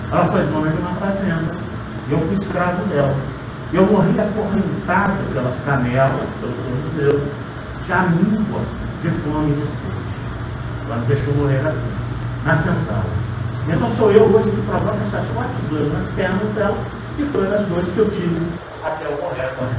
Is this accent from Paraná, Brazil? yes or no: no; Paraíba do Sul, Rio de Janeiro, Brazil; Eu sou natural lá de Paraíba do Sul.